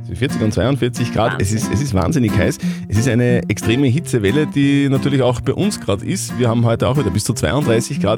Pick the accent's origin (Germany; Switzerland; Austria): Austria; Upper Austria; bei uns in Oberösterreich